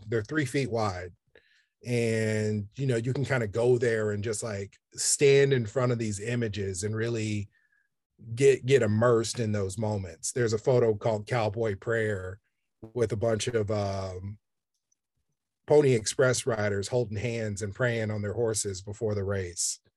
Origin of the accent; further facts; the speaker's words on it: Kansas City, Kansas, United States; I grew up in Kansas City, Kansas